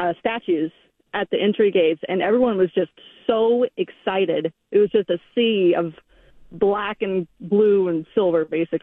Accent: North Carolina, United States; now in Gresham, United States; I grew up in North Carolina

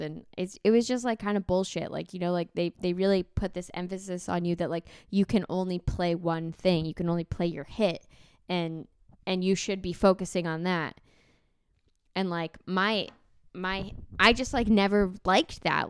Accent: Canada

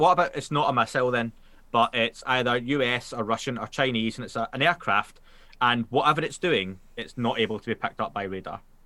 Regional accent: Glasgow, Scotland, United Kingdom; accent: Glaswegian; I'm Scot- a Scottish

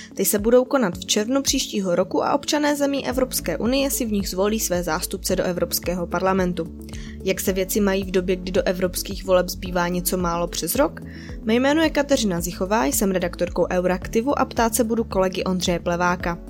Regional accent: Czechia; já jako Češka

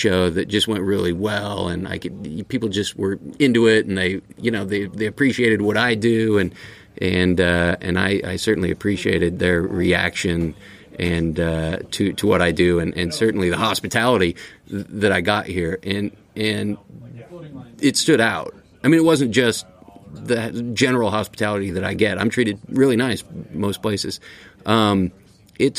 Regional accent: Boise, Idaho, United States; also born or lived in New York; Born and raised in Boise, Idaho

